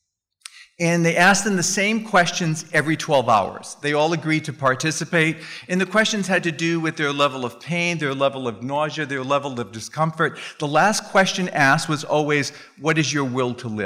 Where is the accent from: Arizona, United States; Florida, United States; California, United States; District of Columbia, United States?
Arizona, United States; Phoenix; I'm from Phoenix